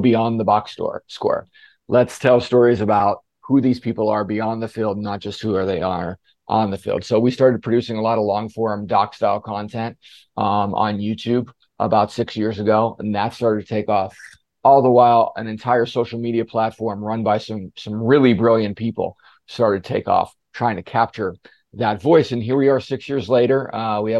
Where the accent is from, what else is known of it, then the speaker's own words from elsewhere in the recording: Western Pennsylvania, United States; moved away as an adult; I'm from Western Pennsylvania